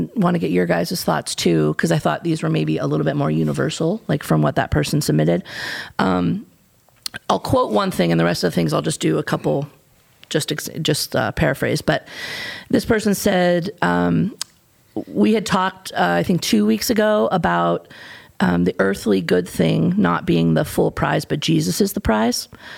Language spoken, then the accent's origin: English; United States; I don't want to blame everything on being American, but for me, this is an Achilles heel for us